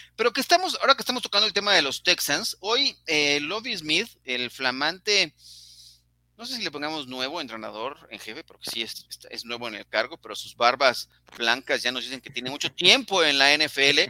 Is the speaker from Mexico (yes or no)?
yes; Mexico